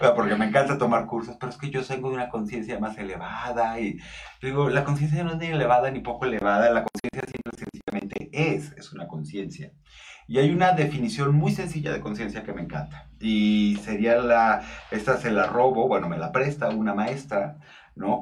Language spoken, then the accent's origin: Spanish; northern Mexico, Mexico; now in Mexico City, Mexico; soy norteño